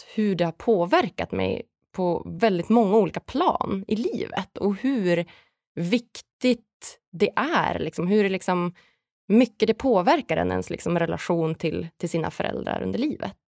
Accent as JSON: {"language": "Swedish", "town": "Umeå", "region": "Västerbotten County", "country": "Sweden", "tie": "born or raised there", "said": "någonstans är jag uppvuxen i, i Umeå i Norrland, i liksom en liten stad"}